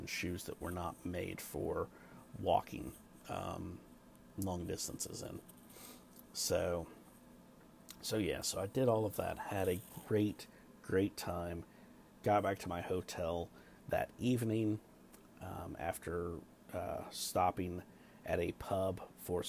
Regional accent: United States; I'm from the States

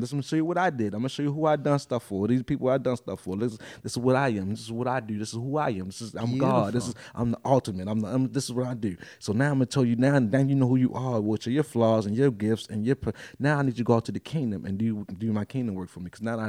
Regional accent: Baltimore, Maryland, United States; they're like, where you from? I'm from Baltimore. What side of town you from? Well, I've been on this side for 20 years and I've been on the east side for 20 years now. So I'm like, I'm just a Baltimorean.

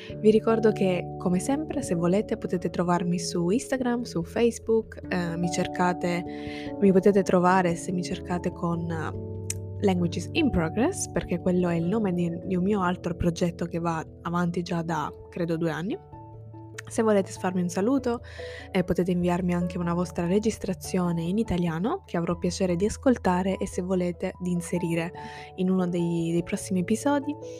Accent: Sicily, Italy; first language Italian and Sicilian; ciò che per me è madrelingua sarebbe esclusivamente l'italiano e il siciliano

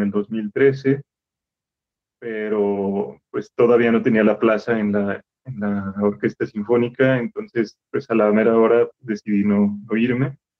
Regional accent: Irapuato, Guanajuato, Mexico; moved away as an adult; yo soy de la ciudad de Irapuato y hasta, hasta que entré a la licenciatura fue que me fui a la ciudad de Guanajuato

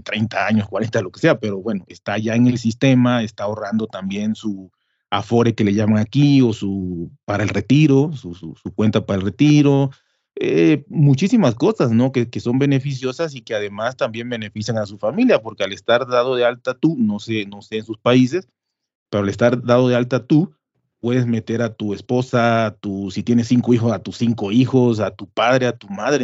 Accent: Mexico; nosotros pensamos como mexicanos

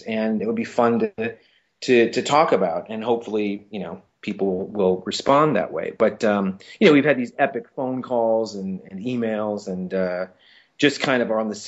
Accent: Saint Paul, Minnesota, United States; I'm from St. Paul, Minnesota. That's where I was born. And so I grew up in the Midwest

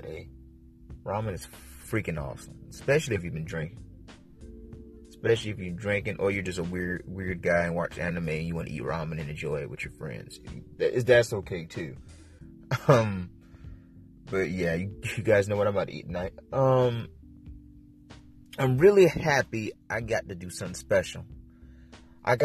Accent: South Carolina, United States; moved away; I'm from South Carolina

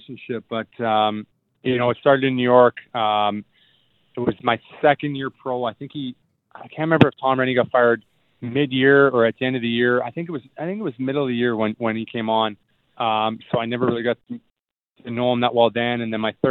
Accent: Winnipeg, Manitoba, Canada; moved away; every kid growing up in Winnipeg

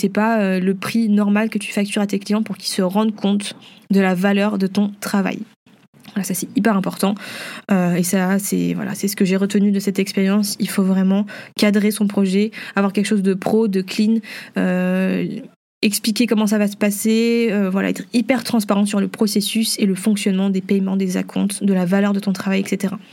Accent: Vietnam; vu que je suis vietnamienne, eh ben, je pouvais représenter un petit peu la culture

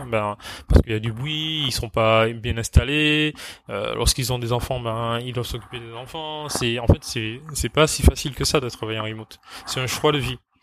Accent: Martinique; moved away; Alors moi, je suis originaire de Martinique, donc ma famille est là-bas.

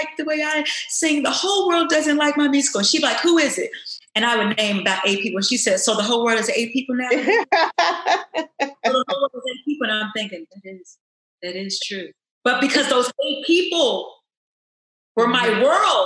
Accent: Louisville, Kentucky, United States; now in Los Angeles, United States; growing up, I'm from Louisville, Kentucky

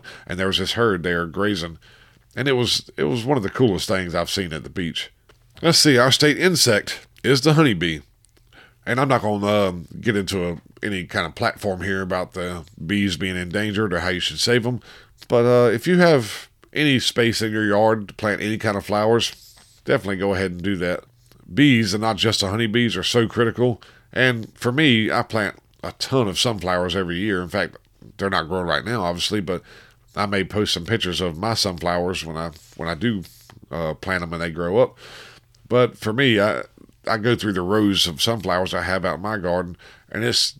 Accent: Piedmont, United States; I was born and raised here in the Piedmont.

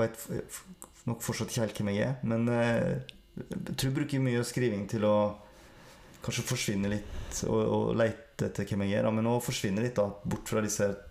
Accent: Sogn, Vestland, Norway; accent: Sogn dialect; Jeg snakker skikkelig sognedialekt og er odelsgutt

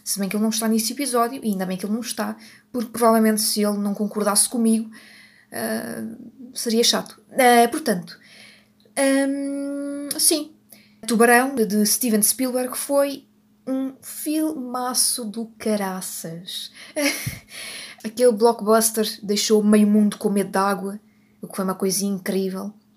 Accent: Portugal; eu sou portuguesa e eu não consigo fazer sotaque italiano

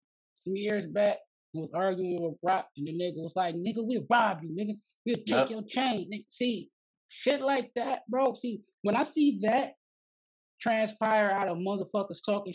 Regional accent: Inkster, Michigan, United States; I'm from Inkster.

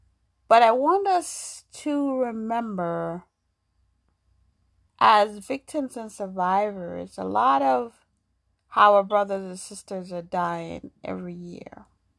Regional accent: New York, United States; also born or lived in Jamaica; now in Massachusetts, United States; I grew up in New York. I was born in Jamaica. I went to New York when I was 12, and I grew up there, and then I moved to Massachusetts.

